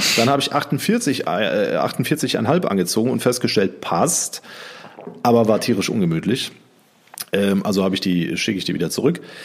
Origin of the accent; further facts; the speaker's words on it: North Rhine-Westphalia, Germany; Aber wir kommen eigentlich aus Südwestfalen